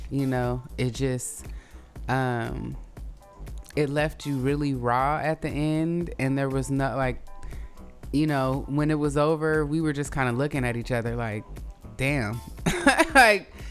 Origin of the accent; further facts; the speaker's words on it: Oakland, California, United States; it reminded me of like how I felt growing up in Oakland around, you know, black people who were from the South, but, you know, here.